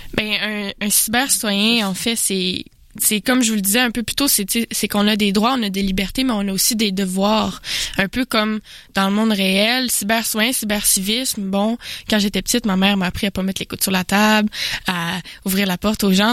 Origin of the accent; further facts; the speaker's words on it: Jonquière, Quebec, Canada; je viens de Jonquière. Euh, c'est une région